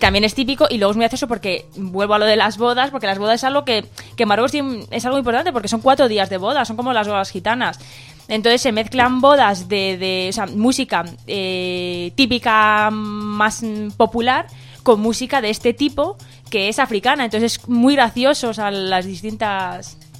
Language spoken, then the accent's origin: Spanish; Asilah, Tanger-Tetouan-Al Hoceima, Morocco; yo soy de Asila, me he quedado en Asila